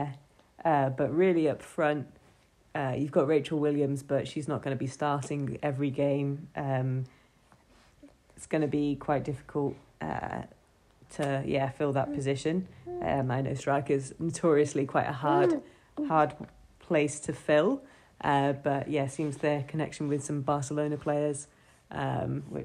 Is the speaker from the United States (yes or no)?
no; Wales, United Kingdom; being Welsh